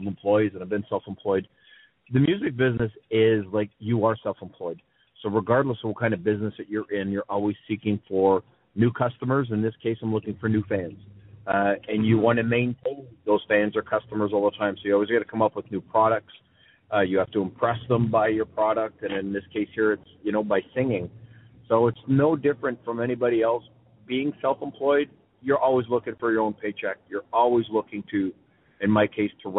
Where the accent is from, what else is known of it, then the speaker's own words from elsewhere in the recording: Sudbury, Ontario, Canada; my hometown of Sudbury